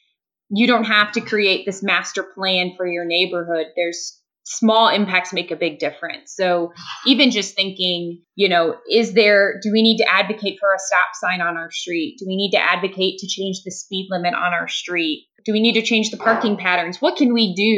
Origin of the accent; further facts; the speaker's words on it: Fishers, Indiana, United States; also born or lived in Portland; now in Indianapolis, United States; the suburb that I grew up in Fishers, just north of Indianapolis